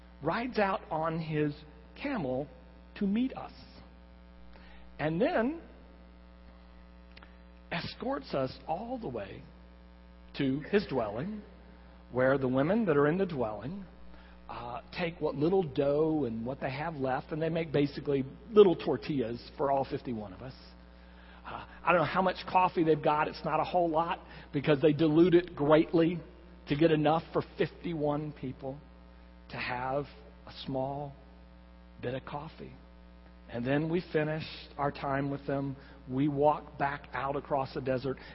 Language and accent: English; Texas, United States; I'm from Texas